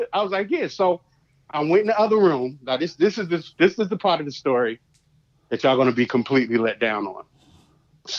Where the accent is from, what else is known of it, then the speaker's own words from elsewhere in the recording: Newark, New Jersey, United States; I'm from Newark, New Jersey